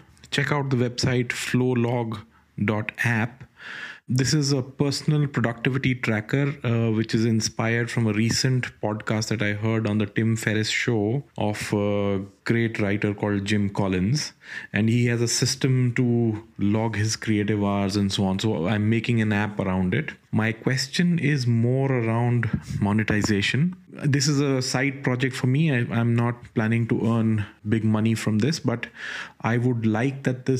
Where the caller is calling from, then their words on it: India; I'm calling you from India.